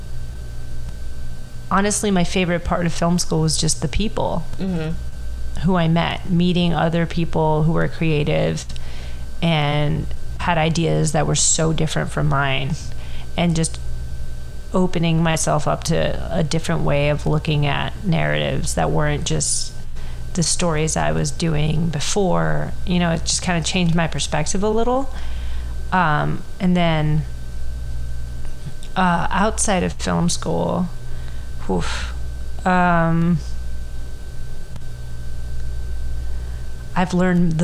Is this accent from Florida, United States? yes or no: yes; Miami, Florida, United States; my hometown